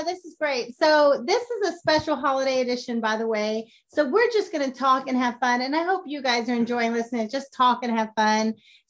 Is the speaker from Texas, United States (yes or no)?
yes; Austin, Texas, United States; We all grew up in Austin.